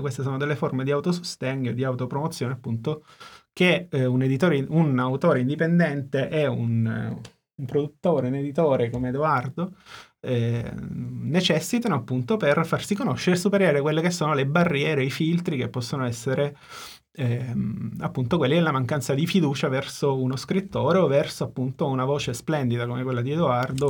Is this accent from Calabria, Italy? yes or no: no; Sicily, Italy; Sono siciliano, quindi giustamente noi tendiamo a parlare poco e piano